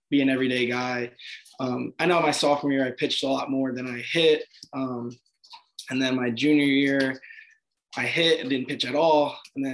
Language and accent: English; Belleville, New Jersey, United States; moved away as an adult; also born or lived in Nutley, New Jersey / Virginia; I grew up in Belleville, New Jersey.